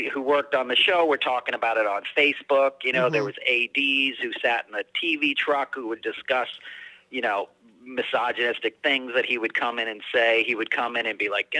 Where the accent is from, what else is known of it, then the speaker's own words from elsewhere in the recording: New York, United States; I grew up in New York